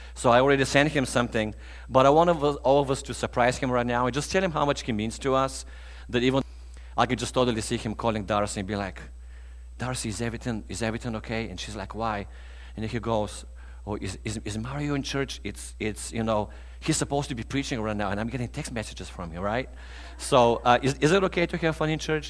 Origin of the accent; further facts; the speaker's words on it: Bulgaria; moved away as an adult; I'm originally from Eastern Europe